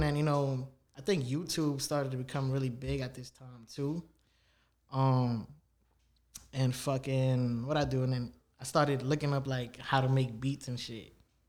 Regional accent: New York City, New York, United States; also born or lived in Canarsie, Brooklyn; I was born, I was raised in the Bronx for like 10 years of my life, my younger years.

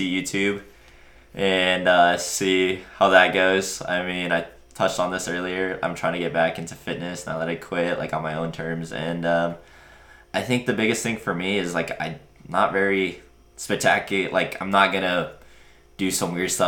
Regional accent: small town Nebraska, United States; my hometown, you know, just small town Nebraska

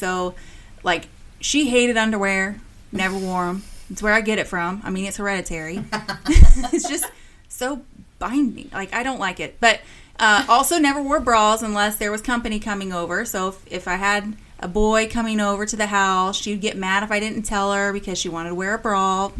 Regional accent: Midwest, United States; Oh, yeah, we grew up in the country. So we actually, so it was in the country

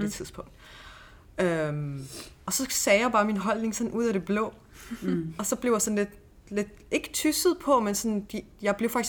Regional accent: Vollsmose, Southern Denmark, Denmark; jeg har jo selv øh, vokset op i Volsmose, hvor jeg har haft dialekt og lidt accent og sådan noget.

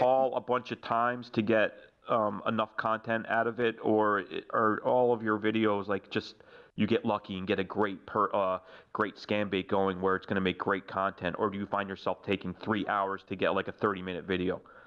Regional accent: New York, United States; moved away as an adult; I grew up in New York

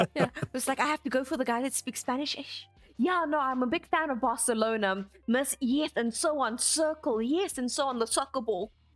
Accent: South Africa; as South Africans

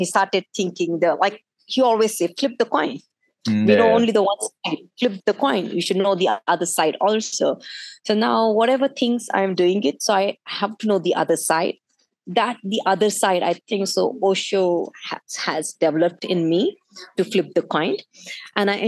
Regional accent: India; being in Indian, born in India

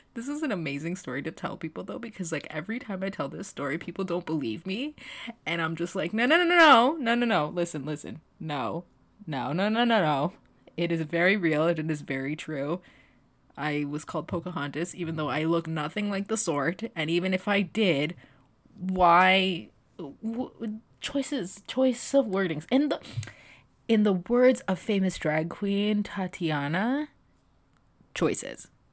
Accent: Toronto, Ontario, Canada; far away from my hometown of the G T

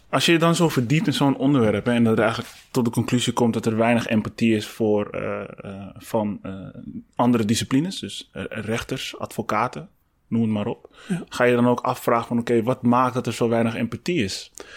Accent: Amsterdam, North Holland, Netherlands; Dan ben ik een echt Amsterdammer, om het zo maar te zeggen, want ik ben hier geboren.

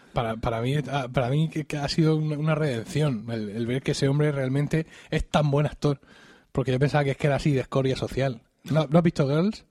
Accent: Blanca, Region of Murcia, Spain; en el lugar del pensionista de Blanca, de mi pueblo

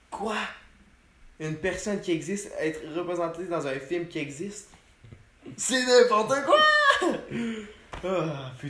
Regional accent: Quebec, Canada; les Québécois, nous sommes des Français immigrés en Amérique.

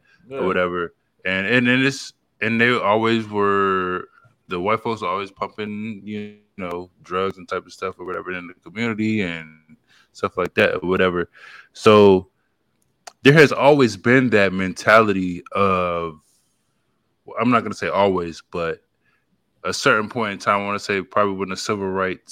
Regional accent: the South, United States; I'm from the South

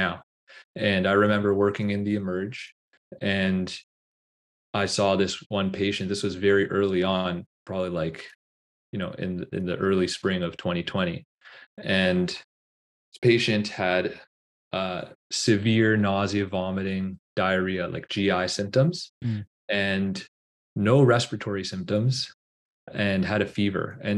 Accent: Toronto, Ontario, Canada; my own personal experiences growing up in Scarborough

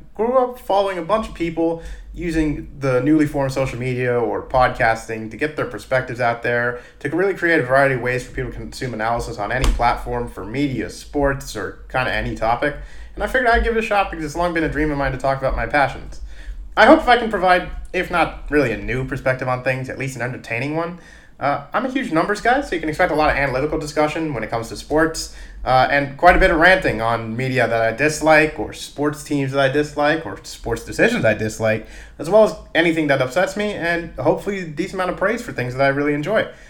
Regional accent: Dallas, Texas, United States; now in Philadelphia, United States; I was born in Dallas

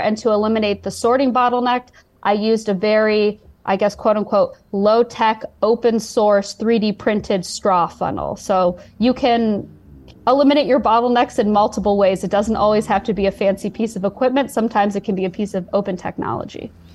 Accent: Chicago, Illinois, United States; moved away; my hometown, Chicago

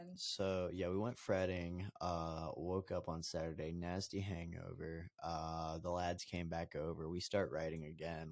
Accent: Colorado, United States; I'm from Colorado

